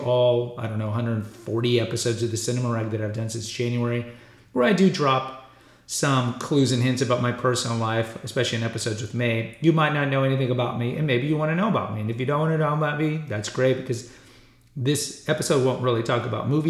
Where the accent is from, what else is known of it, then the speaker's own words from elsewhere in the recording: Houston, Texas, United States; moved away as an adult; also born or lived in Alaska; I was born and raised in Texas. I still live in Texas. I live in Central Texas, but I grew up in Houston.